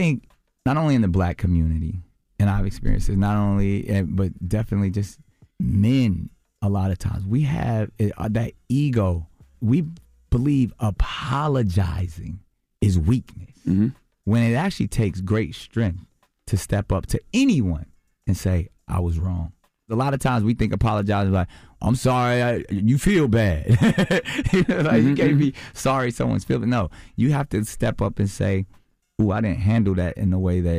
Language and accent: English; Charlotte, North Carolina, United States; I grew up in Charlotte part of my life. I know that life.